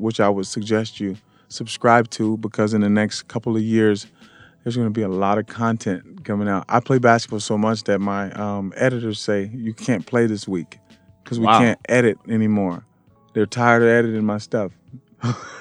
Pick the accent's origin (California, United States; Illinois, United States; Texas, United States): California, United States; moved away; also born or lived in New York City; I'm from Cali